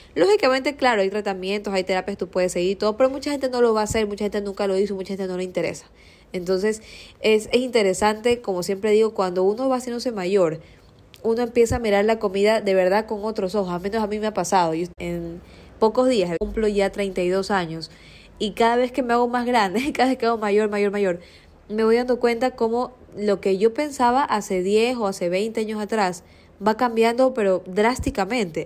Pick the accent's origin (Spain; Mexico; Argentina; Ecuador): Ecuador; Guayaquil, Guayas; yo no crecí toda la vida en Seos, yo me crié en la ferroviaria, eh, en una zona más céntrica